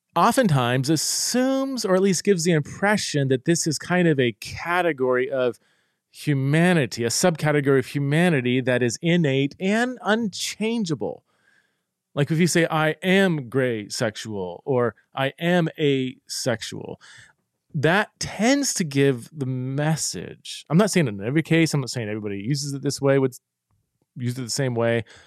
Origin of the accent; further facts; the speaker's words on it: Boise, Idaho, United States; here in my hometown